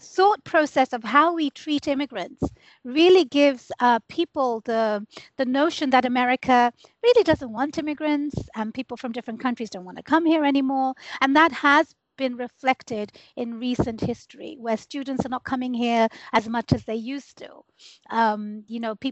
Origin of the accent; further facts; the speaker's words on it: United Kingdom; moved away as an adult; now in United States; I moved here from the United Kingdom. I was born and raised there